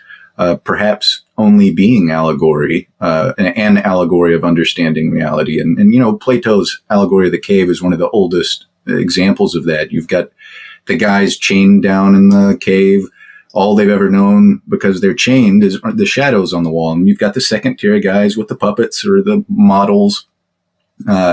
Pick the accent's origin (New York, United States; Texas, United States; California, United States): Texas, United States; I'm from Texas